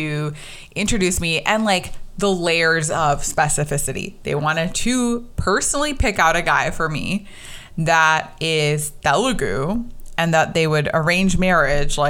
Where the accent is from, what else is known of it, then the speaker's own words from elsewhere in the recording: United States; growing up in America, being South Asian